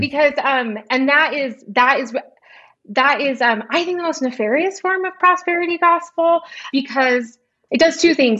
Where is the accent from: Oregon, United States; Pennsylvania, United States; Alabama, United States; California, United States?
California, United States; Orange County, Southern; I grew up in Orange County